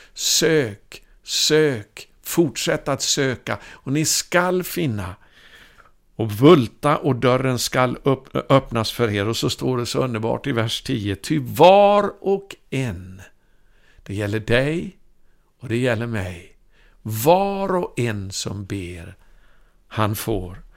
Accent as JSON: {"language": "Swedish", "town": "Ulricehamn", "region": "Västra Götaland", "country": "Sweden", "tie": "born or raised there", "said": "min hemstad då, där jag gick i skola i Ulricehamn i Västergötland"}